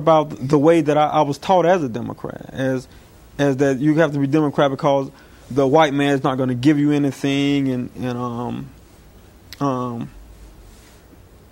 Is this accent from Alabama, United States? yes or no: yes; Alabama, United States; moved away; I'm from Alabama